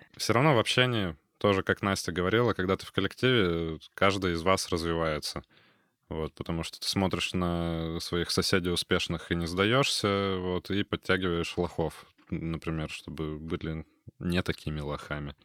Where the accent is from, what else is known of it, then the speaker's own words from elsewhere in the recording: Kurgan, Kurgan Oblast, Russia; now in Kaliningrad, Russia; Я, например, из Кургана уехал в 2008 м